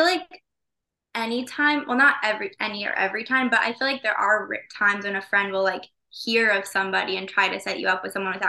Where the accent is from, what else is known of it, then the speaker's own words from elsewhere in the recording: Chicago, Illinois, United States; moved away as an adult; now in New York, United States; I'm from Chicago. I moved to New York for college and stayed.